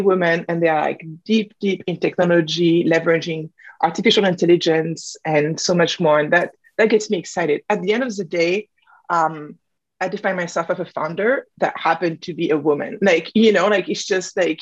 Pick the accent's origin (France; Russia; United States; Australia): France; moved away; I come from France. I have a dual nationality